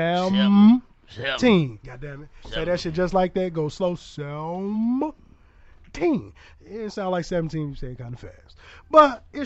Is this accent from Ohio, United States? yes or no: no; the East Side, Illinois, United States; now in Cahokia, United States; I'm from the East Side. I'm over in Cahokia. Yeah. I ain't where I'm from, but that's where I reside